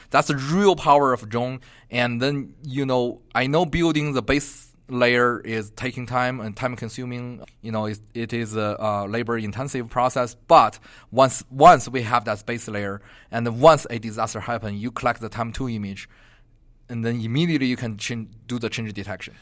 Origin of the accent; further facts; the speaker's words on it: Beijing, China; moved away as an adult; also born or lived in Atlanta, Georgia; now in Albuquerque, United States; Originally, I'm from Beijing